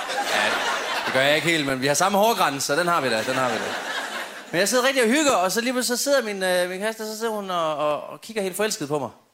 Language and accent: Danish; Padborg, Southern Denmark, Denmark; moved away as an adult; now in Copenhagen, Denmark; hvor jeg kommer fra, var der intet. Jeg kommer fra Padborg jo